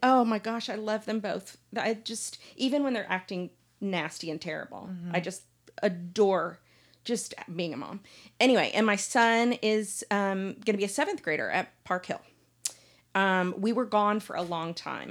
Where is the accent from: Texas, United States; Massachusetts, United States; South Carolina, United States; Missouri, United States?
Texas, United States; Dallas; I grew up here in Dallas